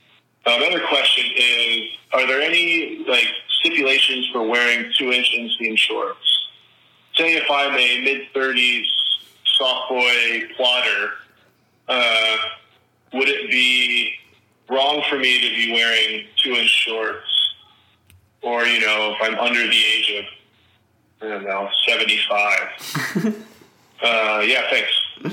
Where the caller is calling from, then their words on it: Kokomo, Indiana, United States; I'm calling from Kokomo, Indiana.